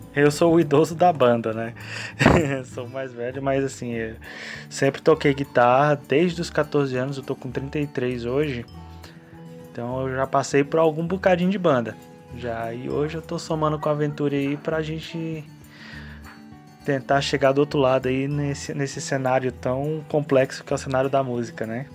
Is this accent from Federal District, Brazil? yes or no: yes; Taguatinga, Federal District, Brazil; eu sou brasiliense, nascido aqui em Itaguatinga mesmo